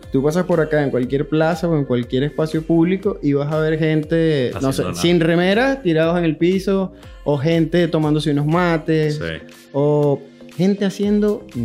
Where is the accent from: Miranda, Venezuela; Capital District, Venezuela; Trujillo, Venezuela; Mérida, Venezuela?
Miranda, Venezuela; Guarenas; also born or lived in Oriente; Mira, yo soy de Guarenas. Nací en Guarenas